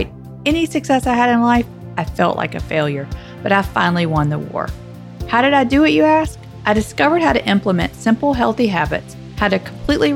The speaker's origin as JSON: {"language": "English", "region": "the South", "country": "United States", "accent": "Southern", "said": "my Southern accent"}